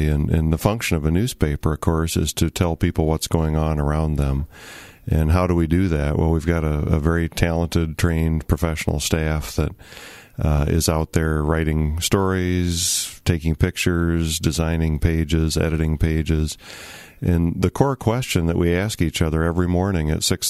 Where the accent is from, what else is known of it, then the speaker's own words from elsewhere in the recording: Kalamazoo, Michigan, United States; moved away as an adult; also born or lived in Ohio / Missouri / Bay City, Michigan / Flint, Michigan; now in Muskegon, United States; I grew up in Kalamazoo after being born in Ohio